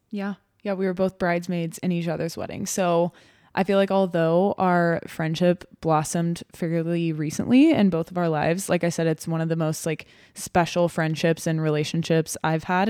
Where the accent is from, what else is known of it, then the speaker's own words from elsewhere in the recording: Texas, United States; moved away as an adult; now in Nebraska, United States; I grew up in Texas. It's where I was born and raised, but have obviously lived in Nebraska for